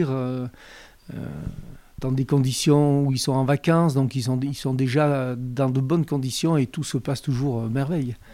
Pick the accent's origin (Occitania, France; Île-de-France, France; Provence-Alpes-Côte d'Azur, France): Provence-Alpes-Côte d'Azur, France; Briançon; also born or lived in Dormillouse; moi, je viens de Briançon.